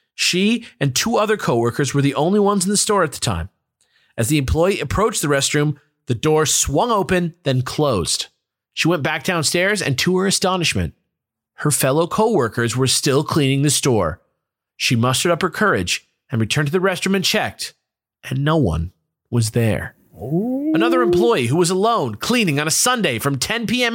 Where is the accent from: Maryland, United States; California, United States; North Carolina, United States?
California, United States; near LA; the ferry leaves from my hometown.